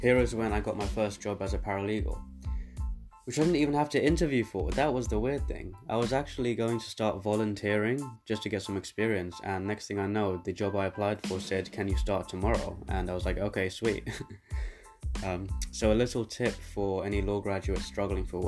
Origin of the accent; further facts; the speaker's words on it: London, United Kingdom; also born or lived in South Africa / Birmingham; Then me and my family moved to London, where I now reside.